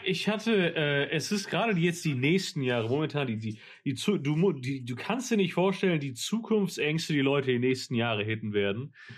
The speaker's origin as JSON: {"language": "German", "area": "Mallorca", "region": "Balearic Islands", "country": "Spain", "tie": "born or raised there", "said": "das Dorf, wo halt auf Mallorca, wo ich aufgewachsen bin"}